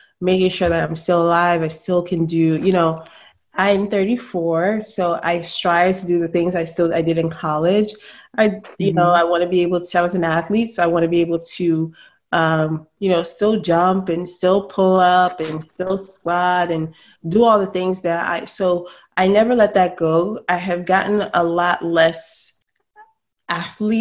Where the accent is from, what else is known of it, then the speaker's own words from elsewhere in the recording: Salisbury, Maryland, United States; I grew up in Salisbury, Maryland